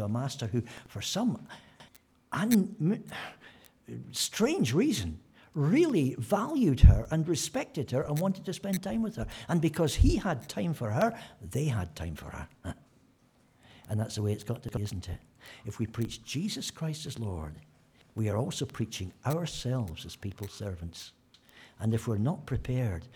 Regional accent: Scotland, United Kingdom; I'm Scottish

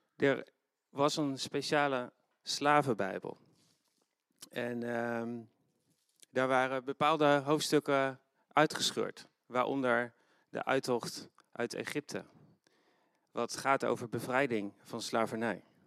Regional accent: Netherlands; niet alleen als christenen, maar ook als Nederlanders

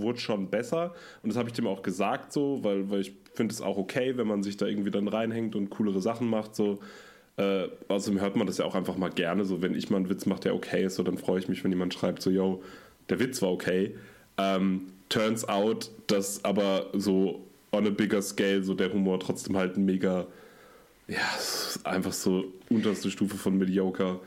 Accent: Münster, North Rhine-Westphalia, Germany; ich komme ja aus Münster

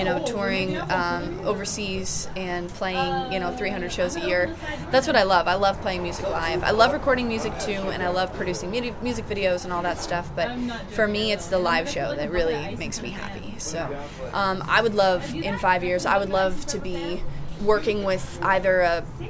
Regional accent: Colorado, United States; we're from Colorado

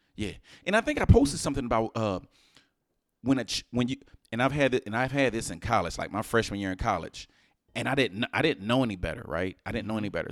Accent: Houston, Texas, United States; I'm from Houston

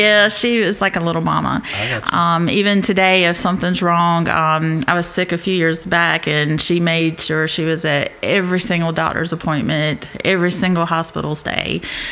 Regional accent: Dillon, South Carolina, United States; also born or lived in Marion / Florence; Actually, I was born in Marion and moved to Dillon.

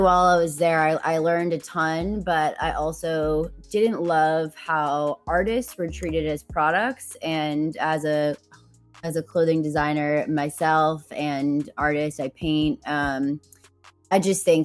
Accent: Boston, Massachusetts, United States; now in Los Angeles, United States; I'm from Boston originally, and I live in LA right now.

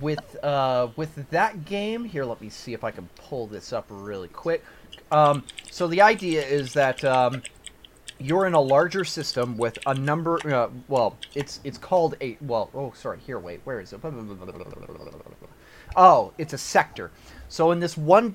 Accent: Canada; I'm Canadian

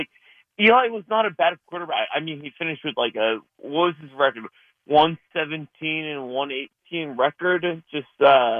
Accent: New Jersey, United States; I'm a New York guy through and through. Mm-hmm. I'm from Jersey, but I'm a New York guy.

